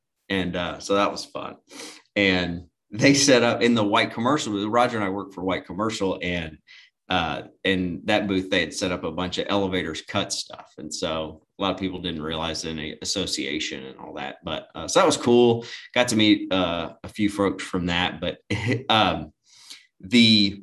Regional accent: the South, United States; we're from the South and from the country

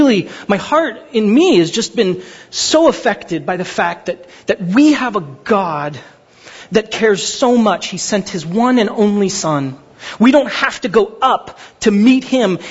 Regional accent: Glendora, California, United States; also born or lived in Pasadena, California; I grew up in Glendora, California. It's where I went to high school

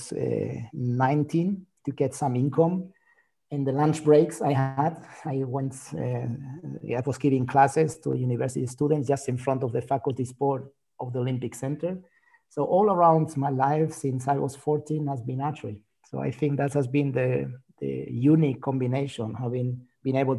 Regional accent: Spain; I'm from Spain

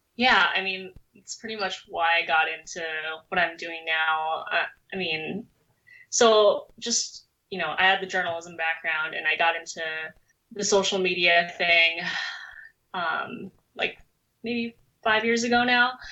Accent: Minnesota, United States; also born or lived in South Korea; Minnesota, which is where I basically grew up

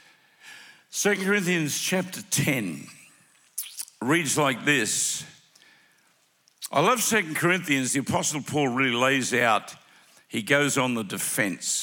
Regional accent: Melbourne, Victoria, Australia; We are from Melbourne. We call it Melbourne, M-E-L-B-U-N, Melbourne, Australia.

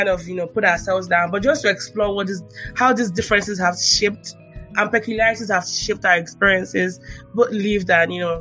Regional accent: Nigeria; moved away; Our lived experiences being Nigerian in the diaspora

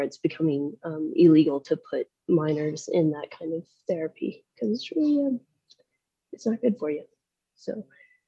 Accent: south of Nashville, Middle Tennessee, United States; I grew up in Middle Tennessee, south of Nashville

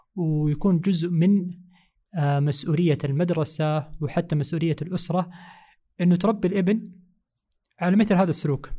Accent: Saudi Arabia; هنا عندنا في السعودية

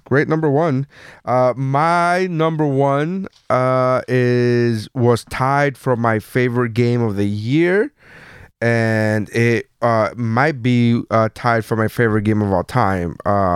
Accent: Miami, Florida, United States; I'm from Miami

